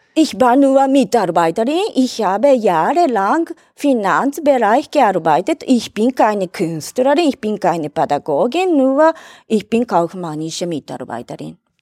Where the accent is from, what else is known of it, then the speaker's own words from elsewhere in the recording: Tokyo, Japan; German is a second language; moved away as an adult; now in Vienna, Austria; Ich komme aus Katsushika in Tokio